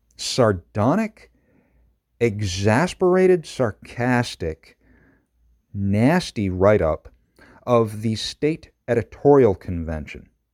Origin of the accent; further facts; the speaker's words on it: Madison County, New York, United States; I grew up in Madison County. This is from Chittenango